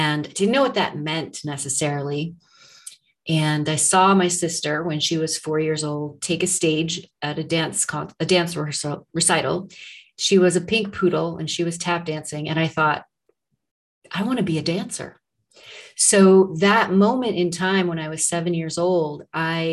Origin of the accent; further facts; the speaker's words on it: Arnold, Missouri, United States; I am from Arnold, Missouri. I grew up on a farm in that very small town, which is about 20 miles south of St. Louis